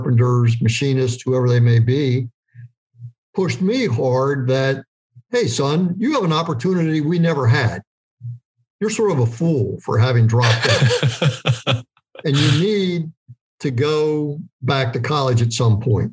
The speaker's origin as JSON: {"language": "English", "town": "York", "region": "Pennsylvania", "country": "United States", "tie": "born or raised there", "said": "I grew up in York, Pennsylvania"}